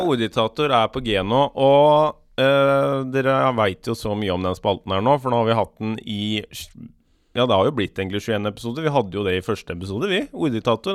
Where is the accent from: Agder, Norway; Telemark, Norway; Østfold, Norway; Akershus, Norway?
Østfold, Norway; Skiptvet; moved away; jeg er jo fra Skiptvet, egentlig, som er rett ved Askim og Indre Østfold